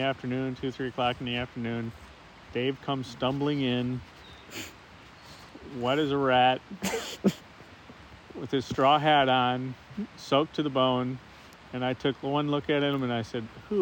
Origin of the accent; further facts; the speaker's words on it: St. Louis, Missouri, United States; I'm from St. Louis, Missouri